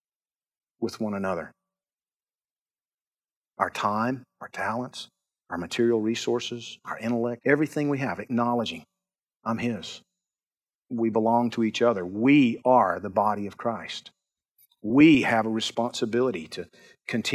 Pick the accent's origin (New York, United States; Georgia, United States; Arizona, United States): Georgia, United States; I'm from Georgia.